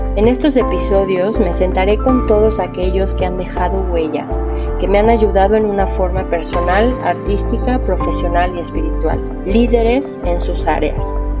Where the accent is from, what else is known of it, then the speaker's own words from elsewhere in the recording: Mexico; also born or lived in New York; Me fui a estudiar actuación a Nueva York y en el 2012 al regresar a México